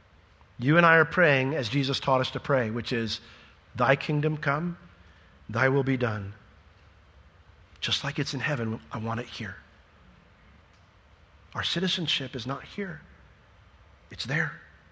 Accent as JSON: {"language": "English", "town": "Sanford", "country": "United States", "said": "or I'm from Sanford. I'm a Sanfordian. That's my people."}